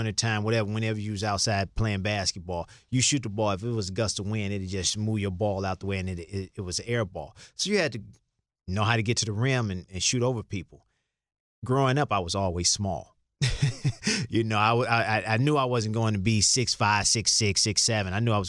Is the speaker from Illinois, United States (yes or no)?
yes; Chicago, Illinois, United States; growing up in Chicago